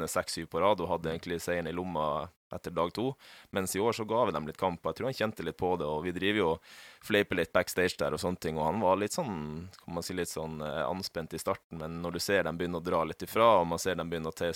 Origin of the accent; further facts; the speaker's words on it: Northern Norway, Norway; jeg er fra Nord-Norge, skulle gjerne reist hjem litt oftere og sånne ting.